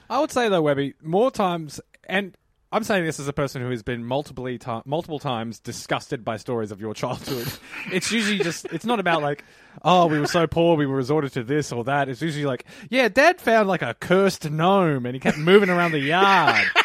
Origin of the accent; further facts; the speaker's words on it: Melbourne, Victoria, Australia; I grew up in Pasco Vale.